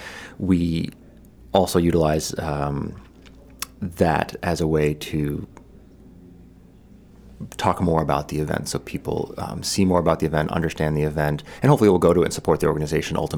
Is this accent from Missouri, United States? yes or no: no; Kennebunk, Maine, United States; I grew up in Kennebunk, although I'm not originally from Maine. I spent my life here.